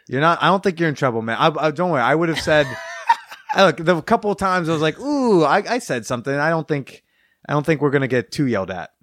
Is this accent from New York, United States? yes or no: no; Bergen County, New Jersey, United States; I grew up in Bergen County, New Jersey.